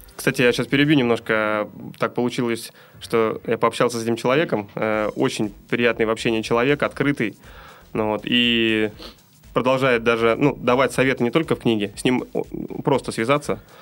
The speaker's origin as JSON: {"language": "Russian", "region": "Saint Petersburg", "country": "Russia", "said": "мы с вами из Санкт-Петербурга"}